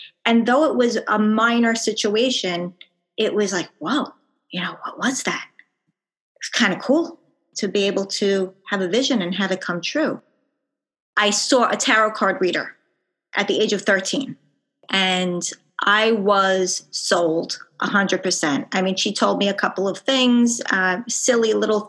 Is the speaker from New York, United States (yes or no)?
yes; Long Island, New York, United States; accent: Long Island; I'm from Long Island, New York, as per my accent.